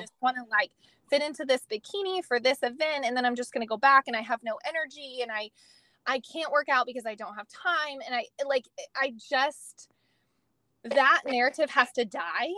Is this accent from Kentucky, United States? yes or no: no; California, United States; moved away as an adult; now in Texas, United States; I am originally from California. Um, was born, um, well, was raised there.